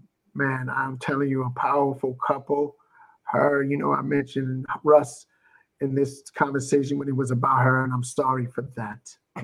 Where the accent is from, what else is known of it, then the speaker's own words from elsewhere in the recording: New Jersey, United States; I'm from New Jersey.